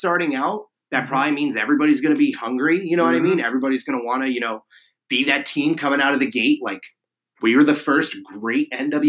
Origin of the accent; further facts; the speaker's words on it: New Jersey, United States; the Metropolitan Riveters out of Monmouth Park, New Jersey, my home state.